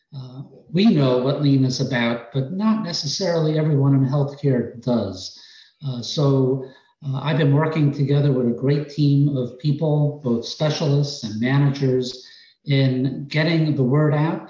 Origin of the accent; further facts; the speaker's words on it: New York, United States; accent: New York; moved away as an adult; Originally, I came down here from New York. You may be able to detect it in my accent